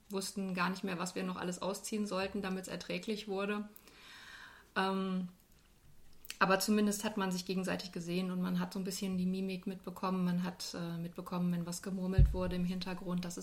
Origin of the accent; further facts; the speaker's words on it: North Rhine-Westphalia, Germany; moved away as an adult; now in Dieburg, Germany; Ich bin noch nicht ganz so lange in Dieburg. Ich komme ursprünglich aus dem Ruhrgebiet, aus einer kleinen Stadt äh, zwischen Essen und Düsseldorf und bin so vor knapp 20 Jahren nach Hessen gezogen